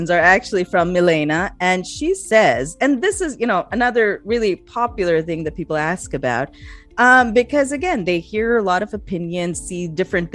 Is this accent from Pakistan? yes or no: yes; Pakistan; now in United States; When I was growing up in Pakistan